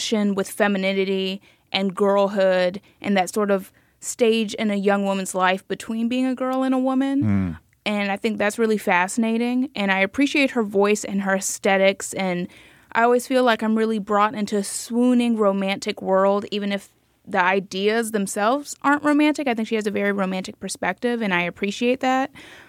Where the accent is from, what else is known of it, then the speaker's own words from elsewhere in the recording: Miami, Florida, United States; I'm from Miami